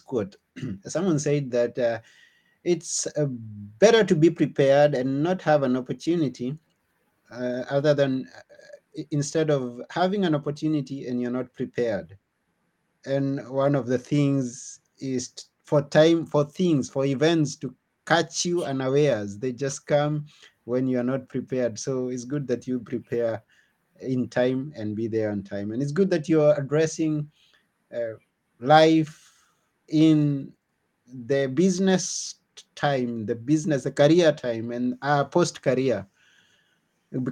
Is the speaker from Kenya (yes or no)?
yes; Kenya; now in Greece; where I come from Kenya